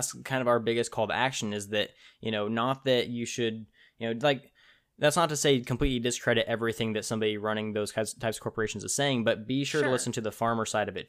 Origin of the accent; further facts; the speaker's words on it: Tulare, California, United States; so in my hometown Tulare, you know, as we talked about, which I still need to figure out where you've heard of us, but in my hometown we have what's called the World Ag Expo